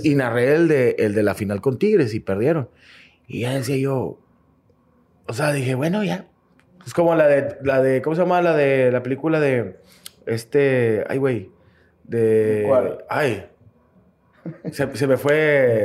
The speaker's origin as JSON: {"language": "Spanish", "town": "Monterrey", "region": "Nuevo León", "country": "Mexico", "said": "somos ojete los regios"}